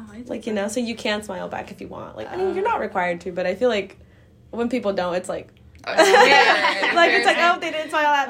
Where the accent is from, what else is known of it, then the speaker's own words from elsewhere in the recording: United States; as an American, obviously, like, we are very individualistic.